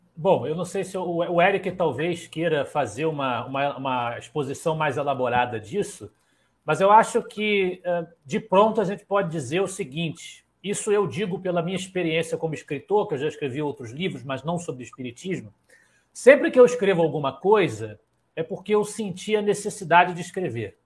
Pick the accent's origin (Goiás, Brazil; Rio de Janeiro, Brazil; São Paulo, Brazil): Rio de Janeiro, Brazil; aqui na minha querida Ilha do Governador, onde nasci, me criei